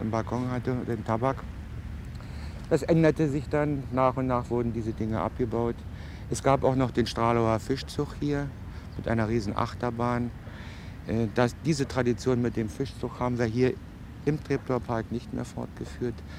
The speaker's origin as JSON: {"language": "German", "region": "Berlin", "country": "Germany", "said": "wir kennen das als Berliner"}